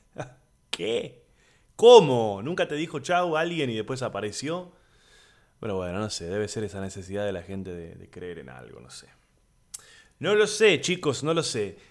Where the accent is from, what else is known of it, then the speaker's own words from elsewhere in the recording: Buenos Aires, Argentina; soy de Buenos Aires, Argentina, comediante, actor